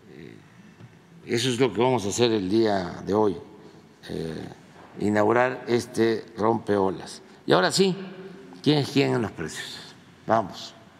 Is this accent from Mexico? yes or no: yes; Mexico; somos nosotros, los mexicanos